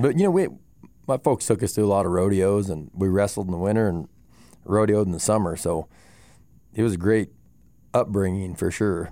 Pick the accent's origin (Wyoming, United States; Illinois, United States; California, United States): Wyoming, United States; Moorcroft; growing up in Moorcroft